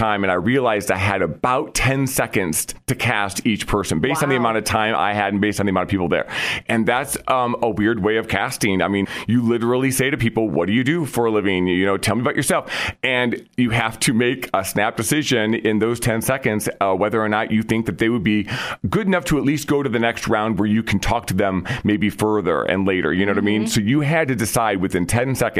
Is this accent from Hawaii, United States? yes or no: no; Vermillion, South Dakota, United States; moved away as an adult; also born or lived in New York City; I grew up in Vermilion, South Dakota